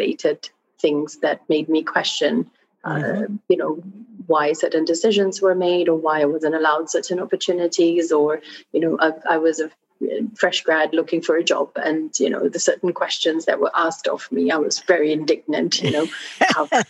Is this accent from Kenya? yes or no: no; Australia; also born or lived in Fiji; So I grew up in Australia. I went to school there.